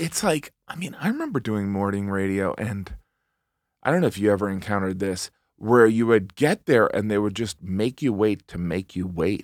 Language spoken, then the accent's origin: English; Northwest Indiana, United States; moved away; also born or lived in Elgin, Illinois / Barrington, Illinois / Munster, Indiana / Chesterton, Indiana; when I was growing up, this is what I knew, and this is what I've experienced, is that Northwest Indiana